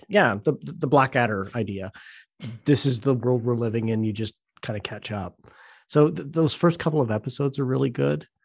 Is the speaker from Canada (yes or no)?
yes; Southern Ontario, Canada; I grew up in a very small, uh, not a small town. It's a, it's a city in Southern Ontario